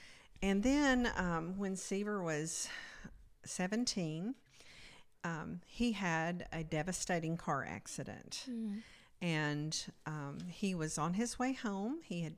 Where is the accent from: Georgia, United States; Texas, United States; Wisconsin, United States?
Georgia, United States; Dalton; I was born in Dalton, Georgia, and grew up there. And I lived in a Christian home, very conservative.